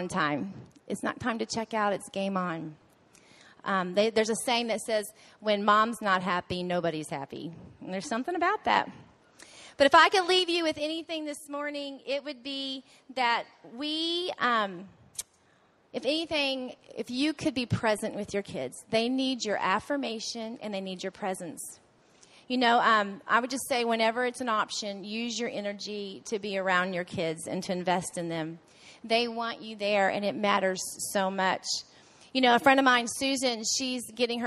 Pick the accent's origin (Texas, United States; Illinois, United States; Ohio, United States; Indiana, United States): Texas, United States; Waco; we're from Waco, so sometimes we joke that we're the redneck golfers